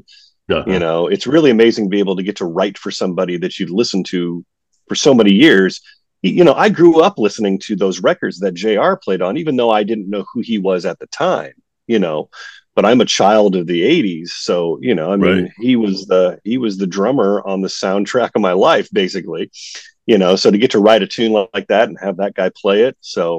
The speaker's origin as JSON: {"language": "English", "town": "Missouri Valley", "region": "Iowa", "country": "United States", "tie": "born or raised there", "lives_now": "Omaha, United States", "said": "I am from a little town right outside of Omaha in Iowa called Missouri Valley."}